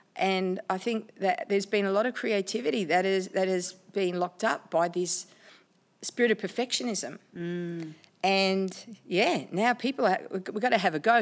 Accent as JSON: {"language": "English", "country": "Australia", "said": "I'm an Aussie chick, an Aussie Italian chick"}